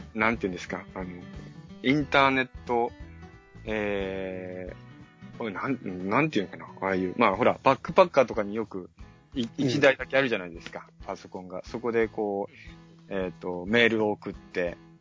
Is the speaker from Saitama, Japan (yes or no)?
no; Yokohama, Kanagawa, Japan; 僕は横浜に生まれまして